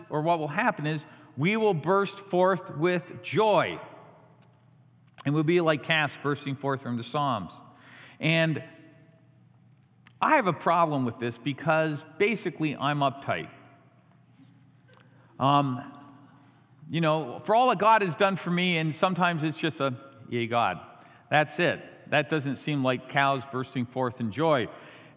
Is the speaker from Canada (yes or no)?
yes; Canada; also born or lived in Chicago / Chandler, Arizona; now in United States; I was born in Canada, raised in Canada